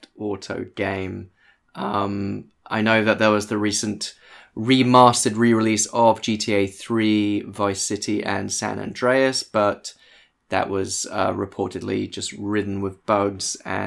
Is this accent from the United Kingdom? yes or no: yes; United Kingdom; we in the UK